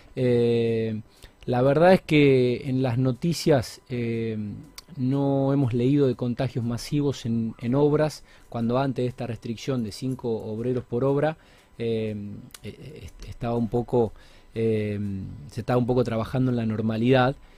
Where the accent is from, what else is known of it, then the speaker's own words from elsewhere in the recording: Argentina; Somos argentinos, vivimos en, Argentina